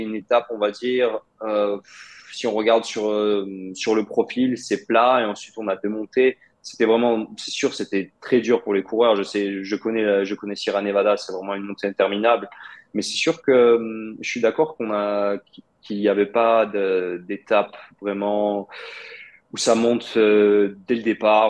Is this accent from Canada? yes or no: no; France; j'ai grandi en France, Je euh, j'ai jamais vécu en Russie. Bah, oui, mais on va dire mes racines sont russes, mes parents sont russes